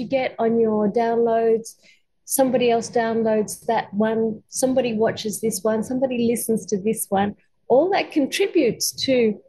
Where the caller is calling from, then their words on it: Gubbi Gubbi country, Queensland, Australia; I'm calling from Gubbi Gubbi country. So this is an Australian Aboriginal tradition to acknowledge the country you're calling from. I'm not Aboriginal